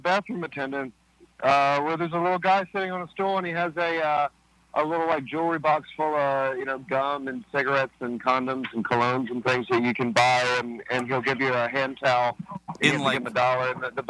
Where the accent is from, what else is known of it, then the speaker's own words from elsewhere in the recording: Los Angeles, California, United States; also born or lived in Santa Monica, California; I grew up in the Valley. I moved to the Valley when I was 8, and I've lived in Encino ever since.